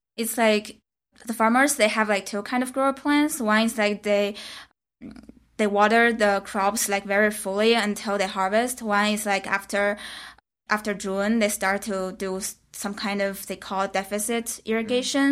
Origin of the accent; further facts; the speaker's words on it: China; moved away as an adult; now in San Francisco, United States; I come from China. I just been in America for this program.